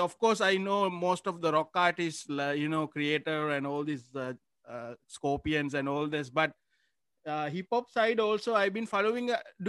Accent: Sri Lanka; now in Philippines; I'm also from Sri Lanka.

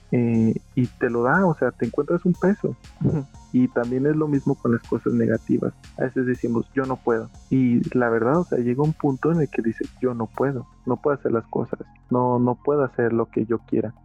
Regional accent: Mexico; aquí en México es muy común que el mal de ojo

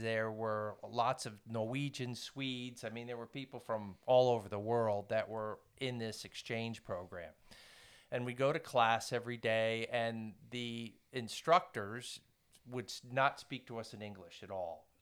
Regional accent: Woodstock, New York, United States; moved away as an adult; also born or lived in Poland; now in Blacksburg, United States; I grew up in Woodstock, New York

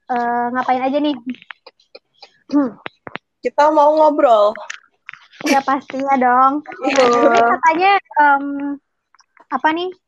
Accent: Majalengka, West Java, Indonesia; Aku … dari Majalengka. aku asli Majalengka.

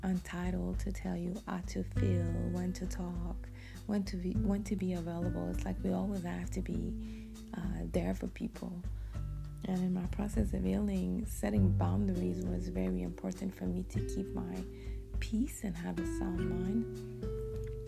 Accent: Montreal, Quebec, Canada; English is a second language; I'm from the beautiful city of Montreal, Canada. So this is the reason why I have an accent. I speak French fluently, and English is my second language.

